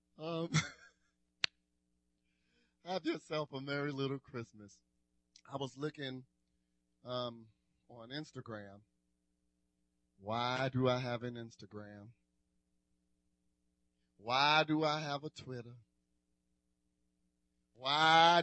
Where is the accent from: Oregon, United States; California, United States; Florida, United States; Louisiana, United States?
Louisiana, United States; New Orleans; growing up in New Orleans, born and raised.